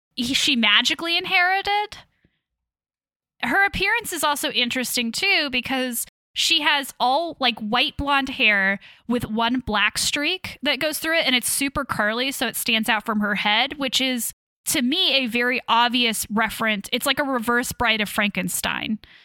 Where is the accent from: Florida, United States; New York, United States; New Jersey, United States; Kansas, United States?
Kansas, United States; Leavenworth; Yes, I am originally from Kansas. I grew up there